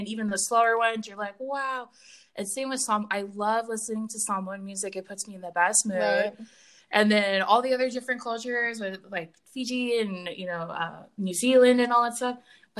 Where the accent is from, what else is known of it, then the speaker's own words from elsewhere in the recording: Hawaii, United States; I'd be like, oh yeah, I mean, I'm Hawaiian or whatever.